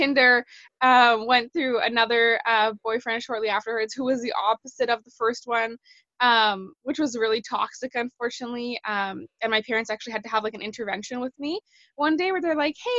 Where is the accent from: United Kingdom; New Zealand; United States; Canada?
Canada; I'm from Canada